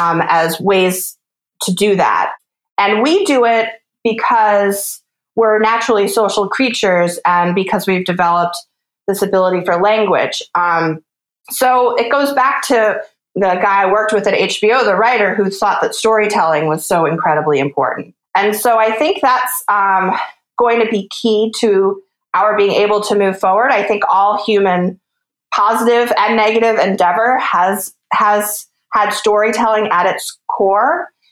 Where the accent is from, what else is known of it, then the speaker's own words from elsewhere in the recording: East Coast, United States; I grew up on the East Coast, as I was mentioning. I lived there for some time, and I've lived all over the West Coast now for the last 4 or 5 years as I've been a freelance science writer.